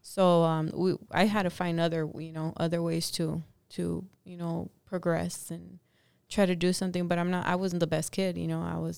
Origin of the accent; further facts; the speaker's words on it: Los Angeles, California, United States; me growing up in Echo Park